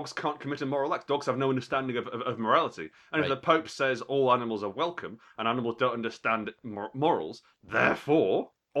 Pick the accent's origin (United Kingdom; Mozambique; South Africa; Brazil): United Kingdom; Glasgow, Scotland; also born or lived in Alexandria; I'm from Glasgow originally. I was born near Glasgow, a place called Alexandria. But I completely lost the accent.